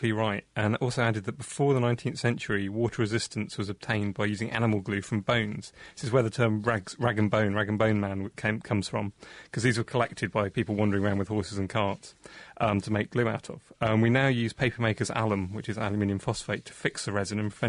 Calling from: Cambridge, Massachusetts, United States; from Cambridge, Mass, in the USA.

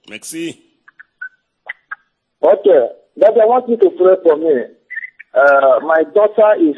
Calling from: Togo; I am calling from Togo.

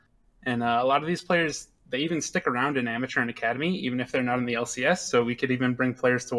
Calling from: Troy, Michigan, United States; I'm calling from Troy, Michigan.

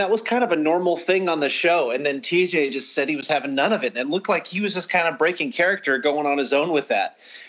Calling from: Illinois, United States; …, calling from Illinois.

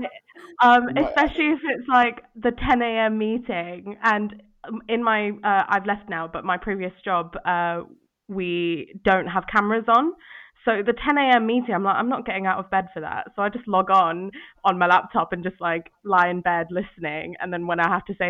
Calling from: London, United Kingdom; I'm in London, Walthamstow to be exact, in my living room.

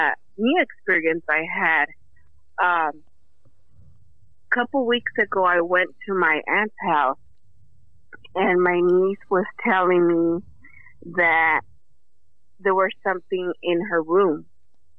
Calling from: Livingston, California, United States; Livingston, California.

